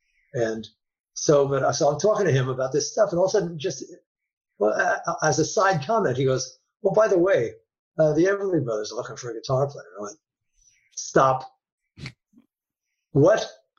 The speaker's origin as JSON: {"language": "English", "region": "New York", "country": "United States", "said": "I'm a New Yorker."}